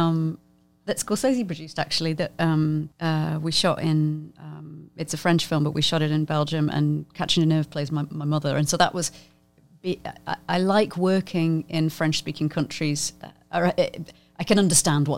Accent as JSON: {"language": "English", "country": "United Kingdom", "said": "I'm just British. It just doesn't go away. I'm just British"}